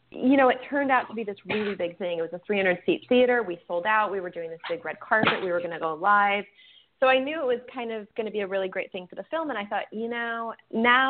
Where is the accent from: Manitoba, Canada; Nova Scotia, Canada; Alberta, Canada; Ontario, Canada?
Manitoba, Canada; Winnipeg; my hometown, which is Winnipeg, Canada